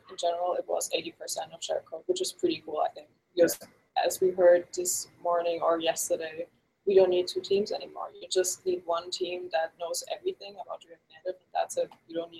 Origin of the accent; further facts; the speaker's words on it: Germany; So I'm originally from Germany.